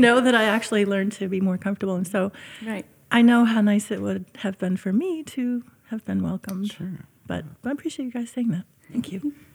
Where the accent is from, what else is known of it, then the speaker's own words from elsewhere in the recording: Syracuse, New York, United States; which is my hometown